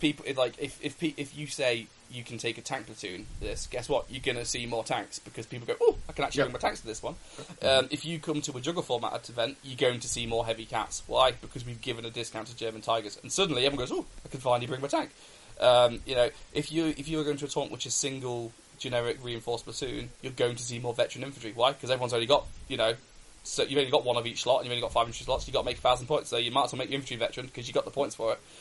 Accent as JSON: {"language": "English", "region": "England", "country": "United Kingdom", "said": "being Brit- English myself"}